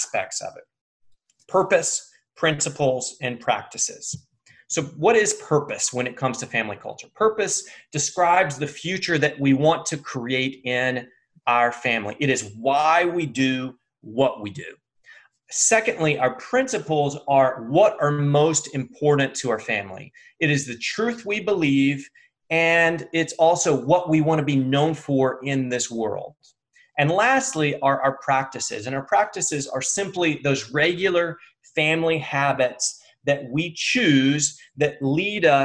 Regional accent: United States; I'm American

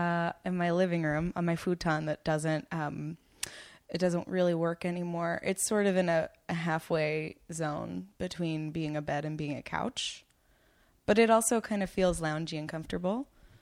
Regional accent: Massapequa, New York, United States; I'm from Long Island.

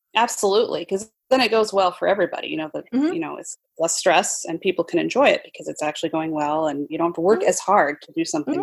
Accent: Utah, United States; also born or lived in New York; now in Seattle, United States; I'm originally from Utah

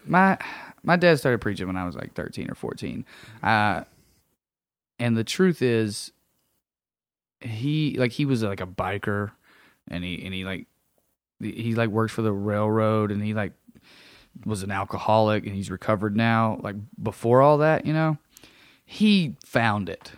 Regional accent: Sunbright, Tennessee, United States; moved away; Sunbright, Tennessee. I grew up in a little town in East Tennessee

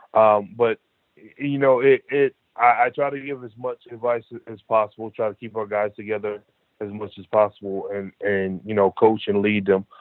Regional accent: Detroit, Michigan, United States; growing up in Detroit

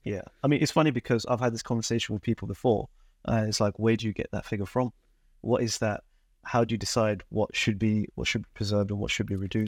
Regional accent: London, United Kingdom; also born or lived in Dundee, Scotland; I was born and raised in London

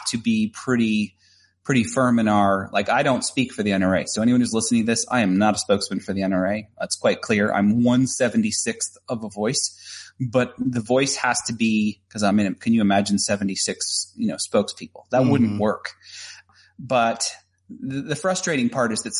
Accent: Tennessee, United States; also born or lived in Chattanooga, Tennessee; here in Tennessee as well, because it's my home state

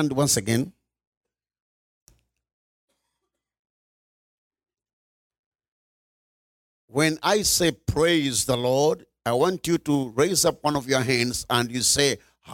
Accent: Uganda; I'm coming from Uganda. Uganda is in East Africa

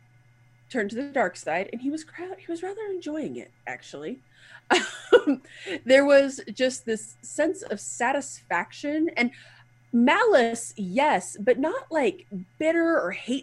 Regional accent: United States; accent: hick

